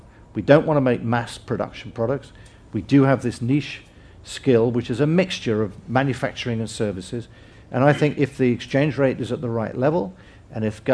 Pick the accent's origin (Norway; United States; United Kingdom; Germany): United Kingdom; England; as an Englishman